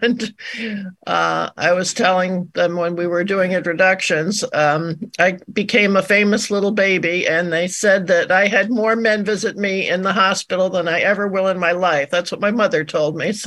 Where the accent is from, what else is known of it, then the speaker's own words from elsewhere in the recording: Glastonbury, Connecticut, United States; now in Maine, United States; I'm calling from cold and snowy Maine, but I was in Glastonbury where my parents were. I was born on January 28th, 1949